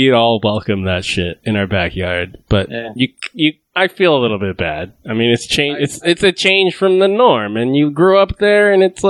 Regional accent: United States; Yeah, because we're American.

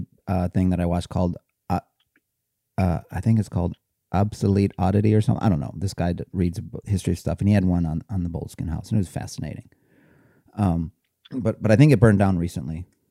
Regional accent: Cleveland, Ohio, United States; I grew up in Cleveland

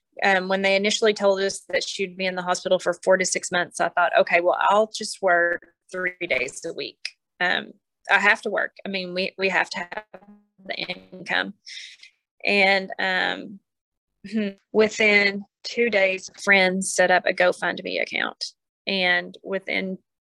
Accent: Pauls Valley, Oklahoma, United States; We're from Paul's Valley

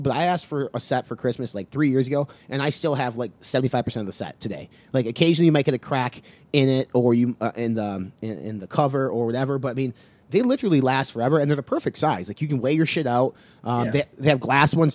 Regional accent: Midwest, United States; us growing up in the Midwest and, like, the farm communities

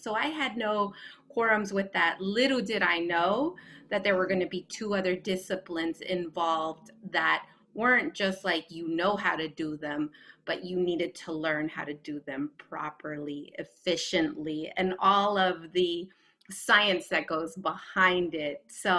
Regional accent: West Coast, United States; in full transparency, I grew up on the West Coast.

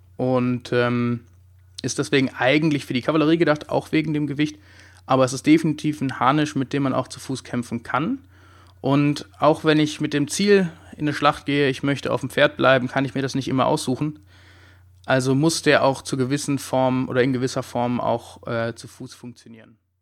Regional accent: Heidelberg, Baden-Württemberg, Germany; Ich komme auch aus Heidelberg

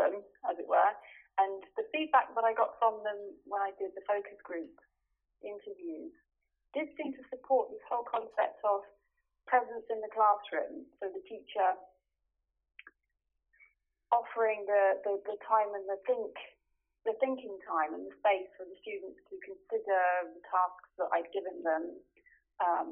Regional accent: United Kingdom; moved away as an adult; now in Stuttgart, Germany; I am British and recently also German, and I have lived in Germany for the last 23 years.

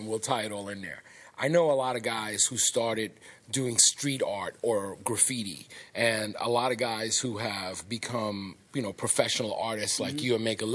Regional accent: New York, United States; coming from and growing up in New York

